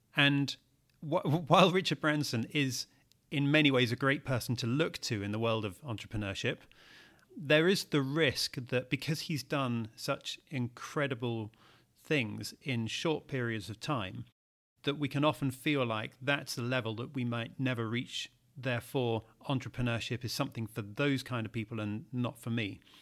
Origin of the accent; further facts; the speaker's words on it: United Kingdom; as a Brit